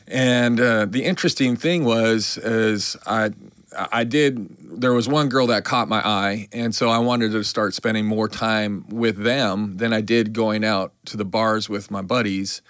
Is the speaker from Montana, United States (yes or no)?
yes; Billings, Montana, United States; moved away as an adult; also born or lived in New York / Fort Lauderdale / New Orleans; I grew up in Billings, Montana